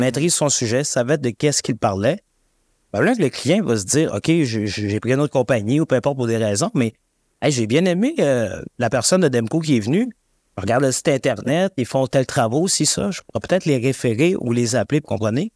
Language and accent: French; Saguenay, Quebec, Canada; moved away; je viens du Saguenay